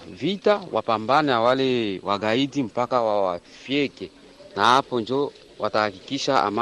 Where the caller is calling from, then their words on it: Kagongwa, Shinyanga, Tanzania; kijana mpole, natokea Kagongwa, mtaa wa Majengo, kama Shinyanga, Tanzania.